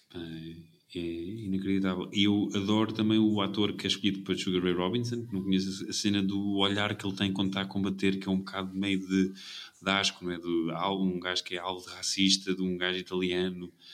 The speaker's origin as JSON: {"language": "Portuguese", "country": "Portugal"}